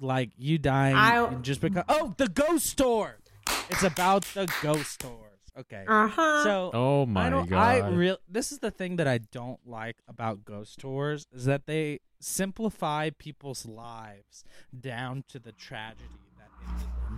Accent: Louisiana, United States; I'm Cajun, baby.

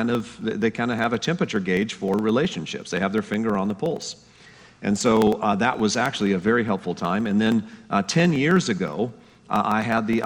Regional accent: Colorado, United States; moved away as an adult; also born or lived in Denver, Colorado; I was originally born and raised in Colorado. I moved out here

